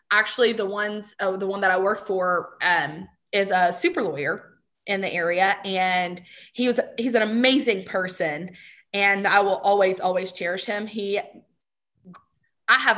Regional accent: Texas, United States; I'm not a meat person, and I'm from Texas.

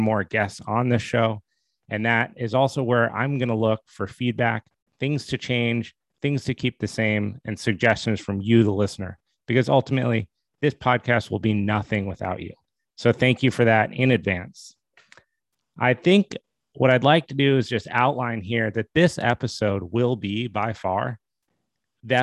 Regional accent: Steamboat Springs, Colorado, United States; also born or lived in Boston, Massachusetts; I was born in Boston, but I grew up in Steamboat Springs, Colorado. We moved to Steamboat when I was about 9 years old

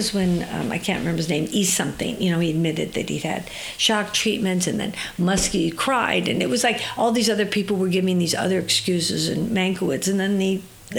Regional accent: Orange County, California, United States; moved away as an adult; now in San Francisco Bay Area, United States; I was raised in Orange County

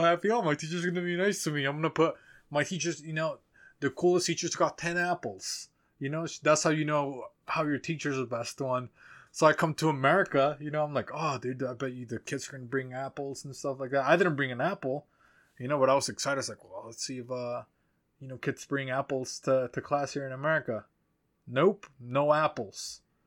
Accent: Mexico; moved away; I talk about growing up in Mexico

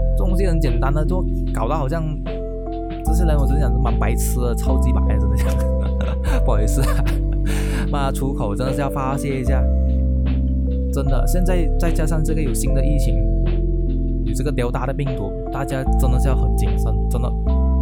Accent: Sarawak, Malaysia; moved away; 小弟我是沙拉越人，我都觉得沙拉越是一个很好的地方。我们在外打拼的是逼不得已

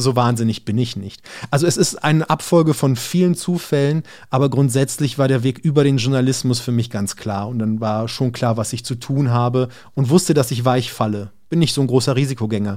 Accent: Berlin, Germany; ich bin jetzt in Berlin aufgewachsen und hier alles Mögliche erlebt

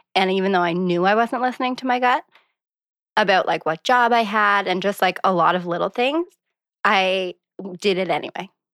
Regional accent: Montague, Prince Edward Island, Canada; moved away as an adult; also born or lived in Charlottetown / Victoria, British Columbia / Saint John, New Brunswick; I grew up outside of Montague, Prince Edward Island

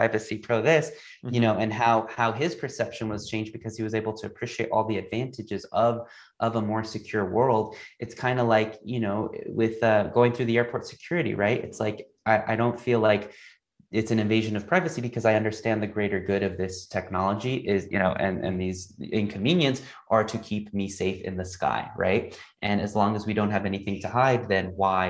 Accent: United States; moved away as an adult; also born or lived in Asia / China / Singapore; as an American who lived in Asia for 4 years

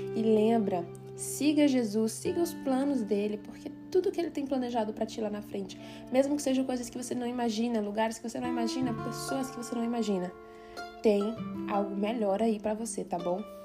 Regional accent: Brazil; now in Switzerland; sair da minha terra, da minha parentela, deixar tudo que eu tinha e vir para a Suíça

